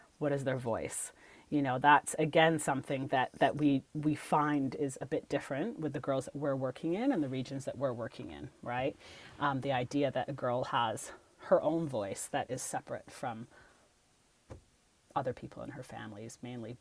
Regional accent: Canada; I'm a Canadian

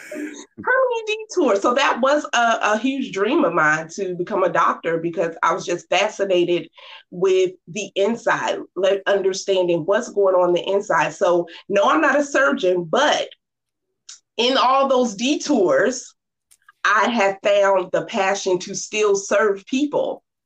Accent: Norfolk, Virginia, United States; I grew up in Norfolk, Virginia, 757

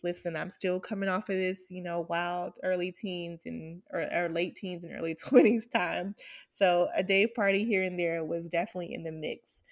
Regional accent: Atlanta, Georgia, United States; I grew up in Atlanta to, um, a single mom

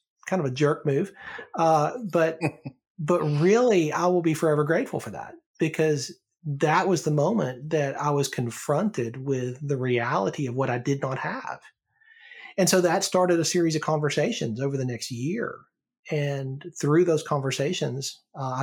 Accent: Alabama, United States; I grew up in Alabama, and church there was part of the culture

